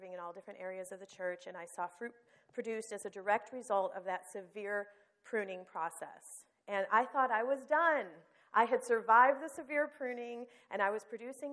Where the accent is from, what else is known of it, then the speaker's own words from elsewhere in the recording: Toledo, Ohio, United States; moved away as an adult; now in Florida, United States; God moved John and me from our hometown where we had lived our entire lives with our family and friends